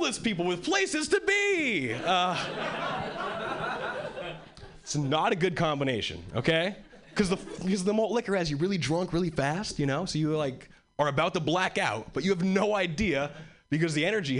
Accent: Hawaii, United States; moved away as an adult; now in Boston, United States; I originally was born and raised in Hawaii, and 3 years ago, I moved to Boston

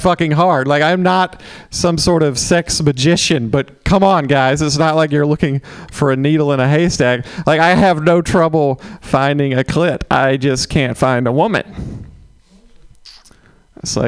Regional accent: Mississippi, United States; moved away; I'm from Mississippi. Originally, just got back from there

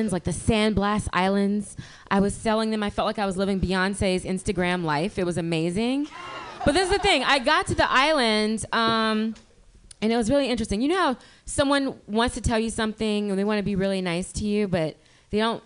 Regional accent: Louisiana, United States; now in San Francisco Bay Area, United States; I'm from Louisiana, and I went back home for the holidays

